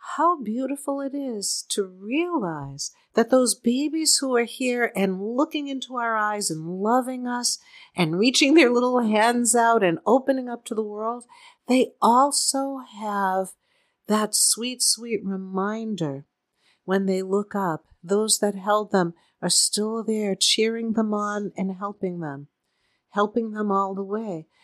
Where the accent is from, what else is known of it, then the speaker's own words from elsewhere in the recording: Boston, Massachusetts, United States; now in Southern California, United States; seeing as how we're from Boston